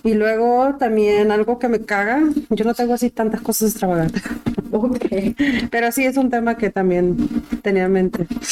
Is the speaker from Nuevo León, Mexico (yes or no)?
no; Michoacán, Mexico; now in United States; Soy michoacana, al topi que te pregunta la gente, ¿de dónde eres? De Michoacán.